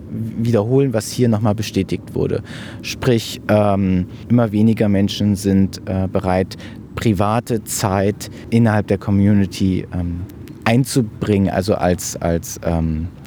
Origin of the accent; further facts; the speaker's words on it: Marburg, Hesse, Germany; Ich bin …, Podologe und ich komme aus Marburg.